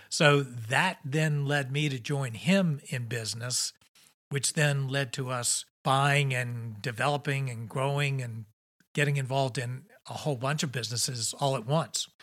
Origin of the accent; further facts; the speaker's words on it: Richmond, Virginia, United States; I grew up here in Richmond, Virginia